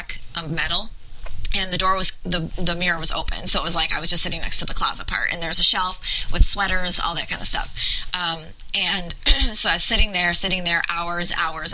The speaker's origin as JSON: {"language": "English", "region": "New York", "country": "United States", "tie": "born or raised there", "said": "I grew up in New York"}